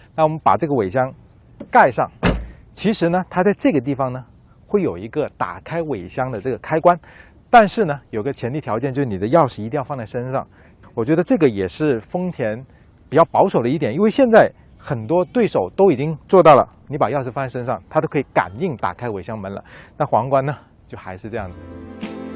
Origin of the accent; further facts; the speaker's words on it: southern China, China; 和我一样在南方长大